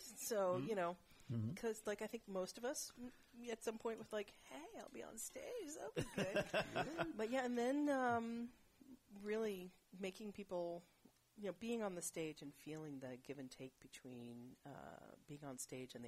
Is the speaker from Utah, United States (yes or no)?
no; Champaign-Urbana, Illinois, United States; also born or lived in Seattle, Washington; now in San Francisco Bay Area, United States; I was born in Seattle, but I was raised in Central Illinois